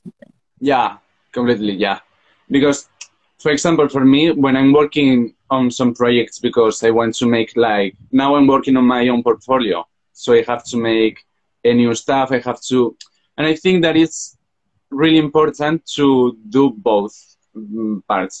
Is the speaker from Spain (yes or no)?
yes; Zaragoza, Aragon, Spain; English is a second language; I'm from Zaragoza, Spain. It's a city between Madrid and Barcelona, and I have just finished my finished my degree on fashion design here in Zaragoza